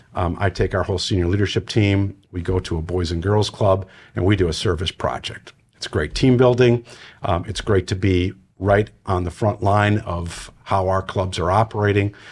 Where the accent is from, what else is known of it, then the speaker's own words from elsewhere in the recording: Wisconsin, United States; moved away; I'm originally from Wisconsin